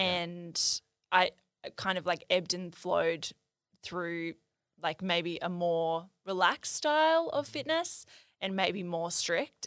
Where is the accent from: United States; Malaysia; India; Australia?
Australia; near Byron Bay, New South Wales; I grew up near Byron Bay